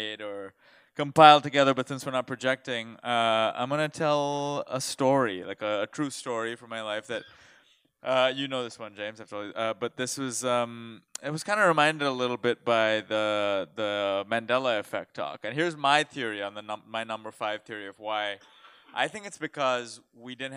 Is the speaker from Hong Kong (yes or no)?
no; India; now in United States; I grew up in India